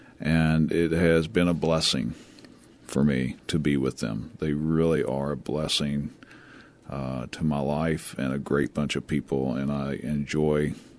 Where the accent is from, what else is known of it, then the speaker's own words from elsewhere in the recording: Tennessee, United States; now in San Antonio, United States; I am a born and bred Tennessee hillbilly.